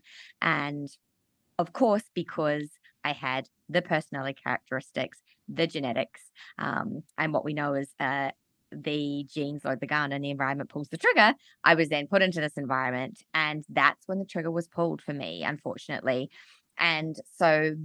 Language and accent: English; Auckland, New Zealand; also born or lived in Australia; I grew up in Auckland, New Zealand, and I had an amazing childhood